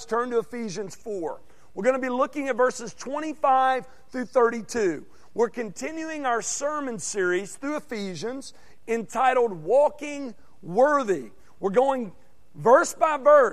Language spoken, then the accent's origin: English; Arkansas, United States; moved away as an adult; now in Texas, United States; my home state, because in Arkansas, you got the Hogs